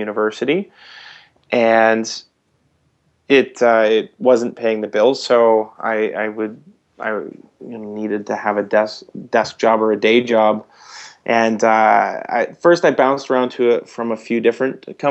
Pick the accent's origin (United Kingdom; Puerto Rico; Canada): Canada; Vankleek Hill, Ontario; moved away as an adult; also born or lived in Newmarket, Ontario; I was born in Newmarket, but my family moved to Van Cleek Hill area in, I guess, 84. So I think I was about 8 years old, something like that. And so I grew up in Van Cleek Hill.